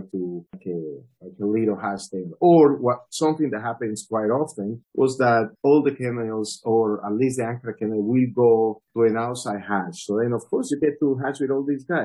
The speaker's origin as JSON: {"language": "English", "country": "Colombia", "also_born_or_lived": "Medellin / Delhi", "said": "I am originally from Colombia"}